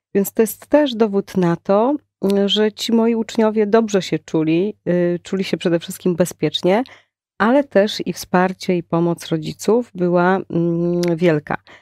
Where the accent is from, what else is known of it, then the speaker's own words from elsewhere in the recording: Prudnik, Opole Voivodeship, Poland; moved away as an adult; now in Poznań, Poland; ja mm, pochodzę z Opolszczyzny. Y, moim rodzinnym miastem jest miasto Prudnik.